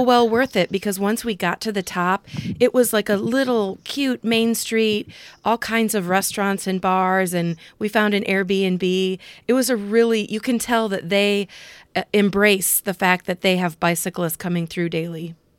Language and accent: English; Cedar Rapids, Iowa, United States; born or raised there